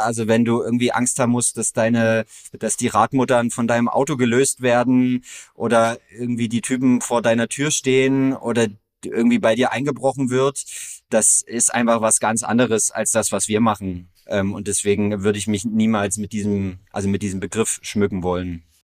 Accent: near Görlitz, Saxony, Germany; ich komme aus der Nähe von Görlitz, aus einer ganz kleinen Gemeinde mit so um die tausende EinwohnerInnen

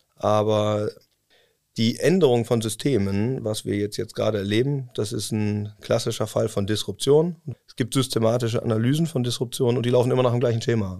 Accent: Cologne, North Rhine-Westphalia, Germany; moved away as an adult; now in Osnabrück, Germany; Weil ich aus äh, gebürtig aus Köln komme und ähm, ja, so ein kölscher Jungen, das lässt man das nicht ganz los.

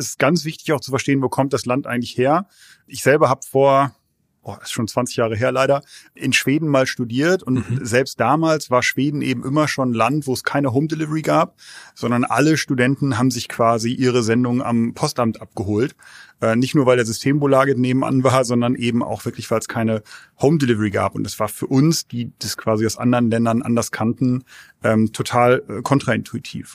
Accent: Germany; also born or lived in London, United Kingdom / Sweden; als Europäer oder als, als Deutsche

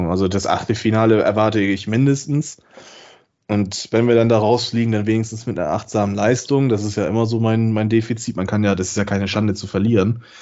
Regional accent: Bremen, Germany; Sag, das ist ein Skandal und das sage ich als Bremer.

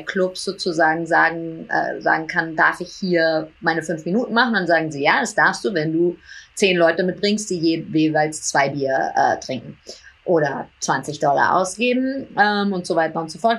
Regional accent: New York, United States; also born or lived in Hamburg / Berlin; Ich bin in New York aufgewachsen und auf eine internationale Schule gegangen

